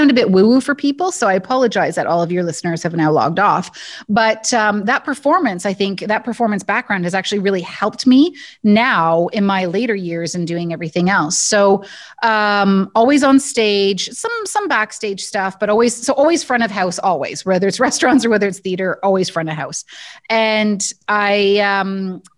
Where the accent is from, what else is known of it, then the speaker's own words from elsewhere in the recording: Guelph, Ontario, Canada; I grew up in Guelph, Ontario